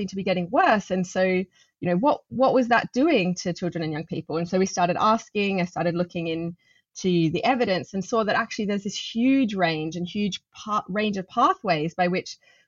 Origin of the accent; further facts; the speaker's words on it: Adelaide, South Australia, Australia; now in London, United Kingdom; growing up in Adelaide, surrounded by bushland in my family's house